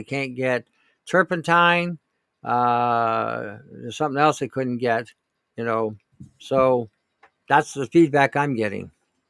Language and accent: English; Pickering, Ontario, Canada; now in British Columbia, Canada; I grew up in Pickering, but I live in BC for the past 20.